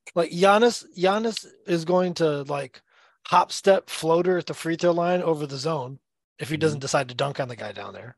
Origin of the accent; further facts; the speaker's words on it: the South, United States; I grew up playing basketball in the South